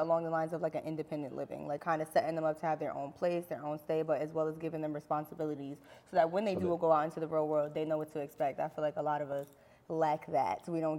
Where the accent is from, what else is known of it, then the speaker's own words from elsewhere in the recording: New Brunswick, New Jersey, United States; I am from New Brunswick, New Jersey.